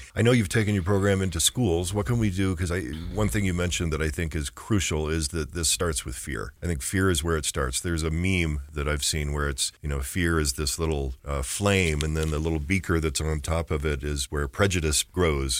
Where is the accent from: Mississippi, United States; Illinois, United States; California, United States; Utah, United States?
Utah, United States; Orem; I grew up in Orem, which was, uh, pretty much, um, you know, not diverse at all when I was a teenager